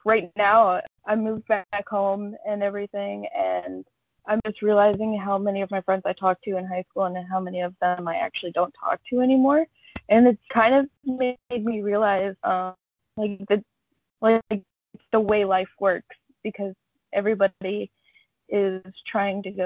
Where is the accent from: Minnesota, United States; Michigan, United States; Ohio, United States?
Ohio, United States; Dalton; I'm from Dalton, Ohio. That's like small town, literally surrounded by farmland